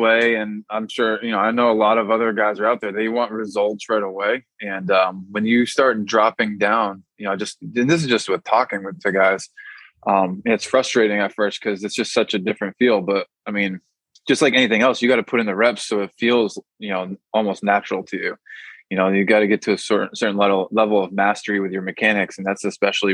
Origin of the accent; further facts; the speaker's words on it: Massachusetts, United States; I'm from Massachusetts